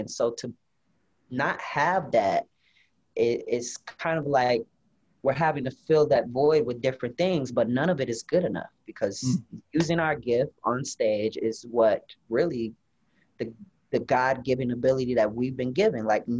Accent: Rockford, Illinois, United States; My hometown.

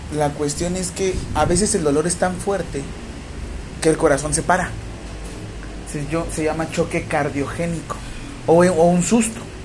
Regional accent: Mexico; a mí como mexicano

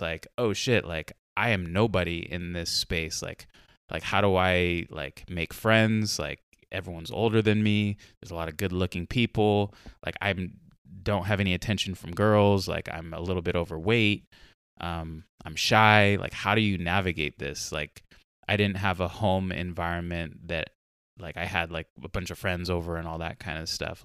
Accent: Carlsbad, California, United States; now in Portland, United States; me and my brother growing up in Carlsbad

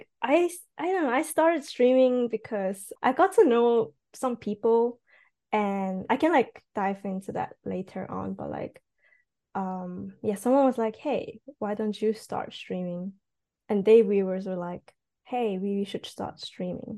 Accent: Switzerland; first language Cantonese; English is a second language; moved away as an adult; now in Japan; I'm actually from Switzerland.

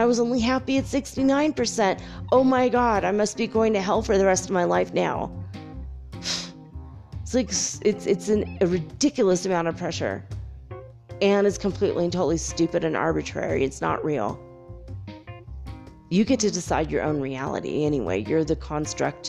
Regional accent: United States; me being American

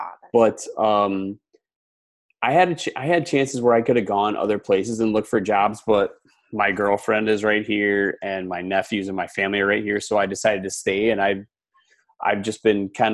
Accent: Wisconsin, United States; moved away as an adult; also born or lived in Houston, Texas; I grew up in Wisconsin

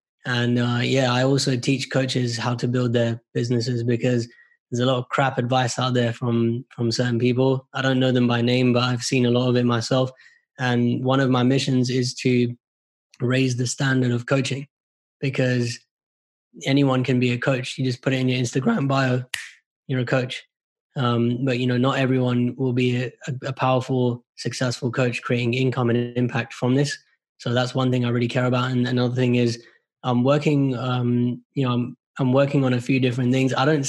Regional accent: India; So I'm Indian, right? Our people are like, education is God.

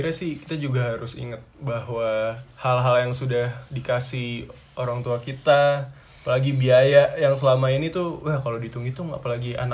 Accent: Bengkulu, Indonesia; Perkenalkan … asal dari kota Bengkulu.

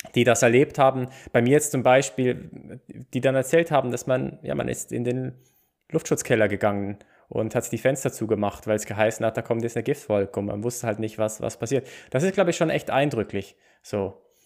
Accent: Basel, Basel-Stadt, Switzerland; ich komme aus Basel

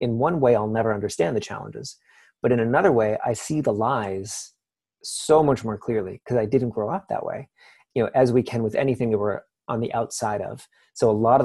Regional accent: Canada; I'm Canadian

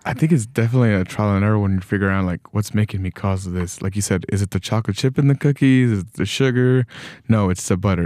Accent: Texas, United States; moved away; I, I was born in Texas.

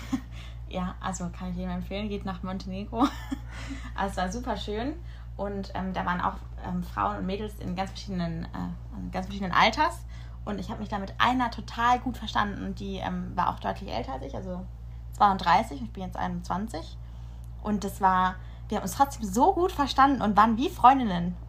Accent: Karlsruhe, Baden-Württemberg, Germany; moved away as an adult; now in Munich, Germany; in Karlsruhe geblieben da, wo ich herkomme

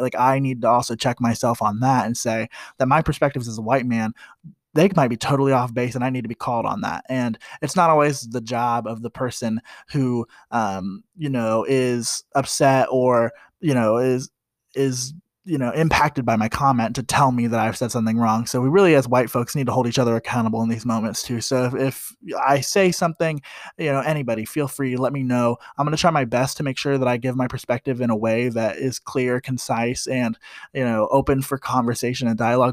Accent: Columbus, Ohio, United States; I grew up in Columbus, Ohio

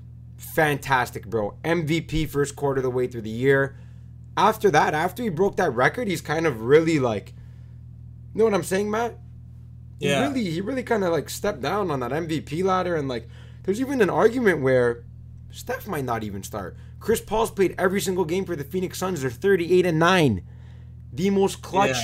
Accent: Canada; We're Canadian.

